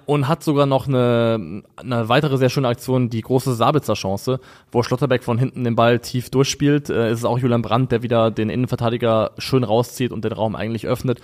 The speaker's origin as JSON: {"language": "German", "region": "Rhine area", "country": "Germany", "tie": "born or raised there", "said": "als jemand, der am Rhein aufgewachsen ist"}